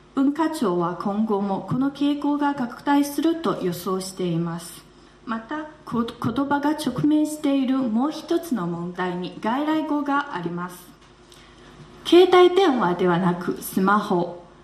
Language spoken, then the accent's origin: Japanese; Wuhan, Hubei, China; Japanese is a second language; moved away as an adult; now in Beijing, China; 私のふるさと武漢の方言はスピードも速く